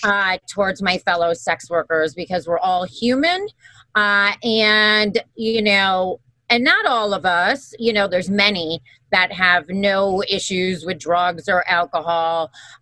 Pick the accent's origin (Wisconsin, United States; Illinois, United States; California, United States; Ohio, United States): Wisconsin, United States; also born or lived in New York; I'm originally from Wisconsin.